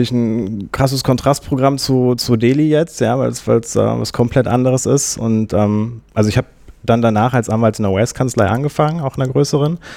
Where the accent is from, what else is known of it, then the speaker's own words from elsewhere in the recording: Minden, North Rhine-Westphalia, Germany; born there; ich komme gebürtig aus Minden. Das ist eine Kleinstadt zwischen, zwischen Bielefeld und Hannover bin dann nach Münster zum Studieren gegangen